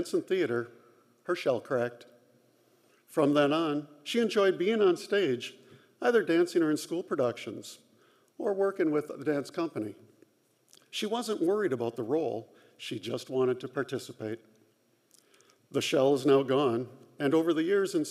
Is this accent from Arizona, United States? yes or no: no; Marshfield, Wisconsin, United States; also born or lived in Madison, Wisconsin / Washington, D.C.; now in Dodgeville, United States; I grew up in Marshfield, go Tigers